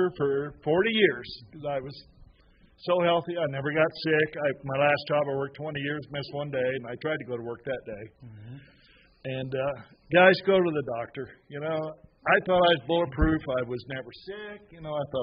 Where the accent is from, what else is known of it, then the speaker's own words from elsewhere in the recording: Indiana, United States; I was brought up in Indiana